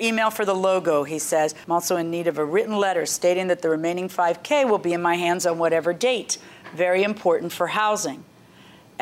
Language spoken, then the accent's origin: English; New York City, New York, United States; I was born in Queens